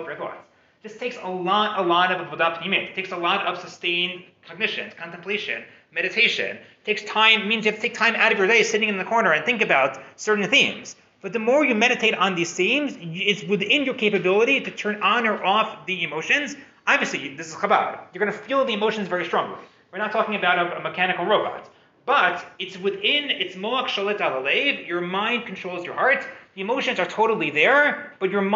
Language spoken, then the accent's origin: English; United States; moved away; I'm an American guy. I didn't grow up with stories of gevura, with wars, with things like this.